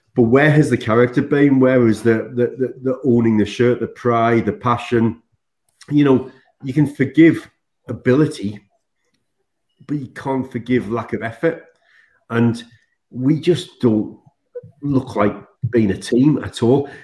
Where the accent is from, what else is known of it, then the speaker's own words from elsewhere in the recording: Sunderland, North East England, United Kingdom; I come from Sunderland